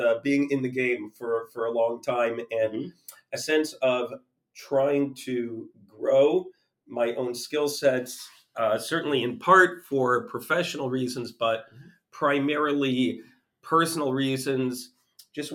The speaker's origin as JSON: {"language": "English", "town": "Toronto", "region": "Ontario", "country": "Canada", "tie": "born or raised there", "moved": "as an adult", "lives_now": "United States", "said": "I grew up in Toronto, Canada."}